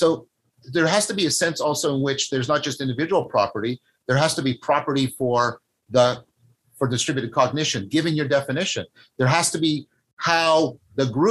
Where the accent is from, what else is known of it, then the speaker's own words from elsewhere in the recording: Canada; I'm a Canadian